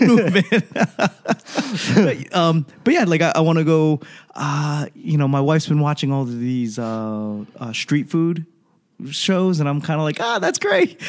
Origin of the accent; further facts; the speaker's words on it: Boston, Massachusetts, United States; I grew up in Boston